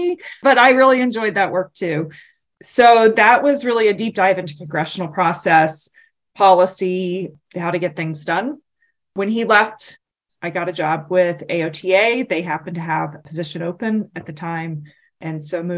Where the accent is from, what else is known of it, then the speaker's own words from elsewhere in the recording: North Carolina, United States; moved away as an adult; now in Washington, D.C., United States; my hometown congressman